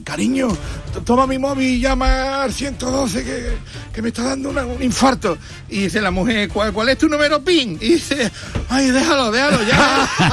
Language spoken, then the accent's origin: Spanish; Lepe, Andalusia, Spain; Yo soy de Lepe